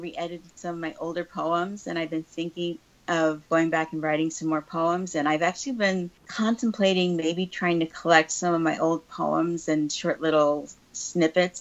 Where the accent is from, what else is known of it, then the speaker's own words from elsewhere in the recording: Denver, Colorado, United States; also born or lived in Chicago area; now in California, United States; I grew up in Denver. I didn't grow up in New York City